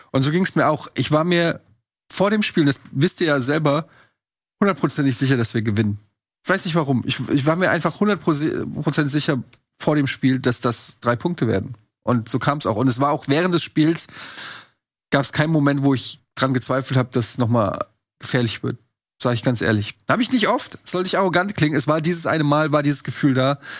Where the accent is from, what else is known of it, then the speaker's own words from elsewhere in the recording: Frankfurt, Hesse, Germany; Ich sage das nicht als Frankfurter oder als Eintracht-Fan.